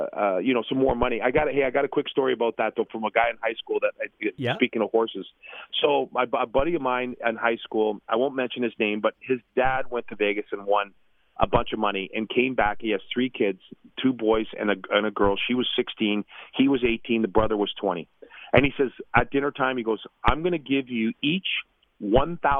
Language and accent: English; Toronto, Ontario, Canada; I was born and raised in Toronto